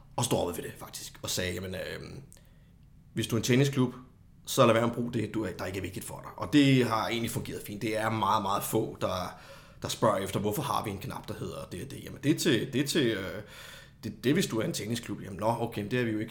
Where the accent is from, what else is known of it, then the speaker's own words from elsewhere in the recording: Copenhagen, Capital Region of Denmark, Denmark; moved away as an adult; now in Kolding, Denmark; så er jeg jo oprindeligt fra København